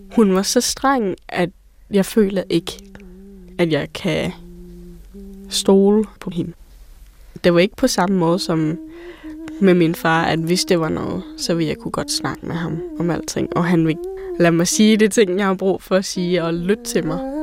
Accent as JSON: {"language": "Danish", "area": "near Pattaya", "region": "Chonburi", "country": "Thailand", "tie": "born or raised there", "moved": "yes", "lives_now": "Denmark", "said": "Min mor er thai, min far er dansk, og jeg er født i Thailand et sted tæt på Pattaya"}